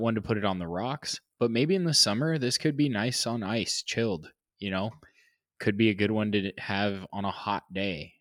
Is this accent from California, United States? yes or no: yes; California, United States; I'm a Californian